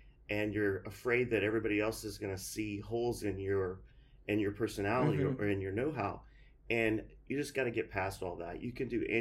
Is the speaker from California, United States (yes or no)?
no; Duncanville, Texas, United States; also born or lived in Dallas, Texas / Calgary, Alberta / College Station, Texas; our family moved to what we, what was called Duncanville, Texas. So it's south of Dallas.